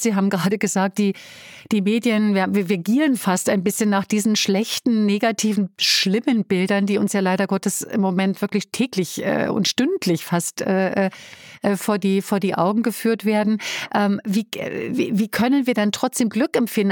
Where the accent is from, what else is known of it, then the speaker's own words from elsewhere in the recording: Berlin, Germany; das darf ich an der Stelle als Berlinerin sagen